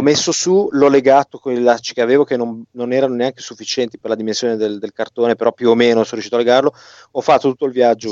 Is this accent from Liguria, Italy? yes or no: yes; Genoa, Liguria, Italy; Io da buon genovese